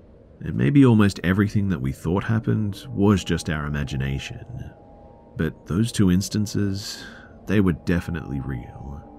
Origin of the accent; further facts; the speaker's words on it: Ukraine; English is a second language; Please bear in mind that I'm from the Ukraine, and it's not some fancy building, but like a Soviet 9-story panel one